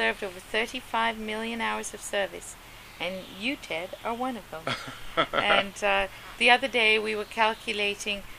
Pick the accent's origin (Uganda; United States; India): Uganda; I'm from Uganda, so, you know, we were taught a great deal of respect